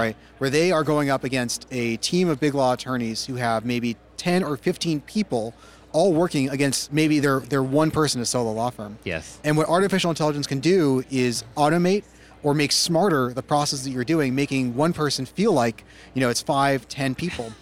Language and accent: English; Silicon Valley, California, United States; I grew up in Silicon Valley as a coder for most of my life.